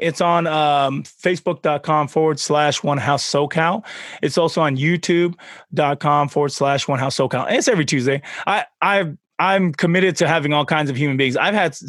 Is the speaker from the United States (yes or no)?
no; Tonga; moved away; So I'm from Tonga. I was born there and we moved over here.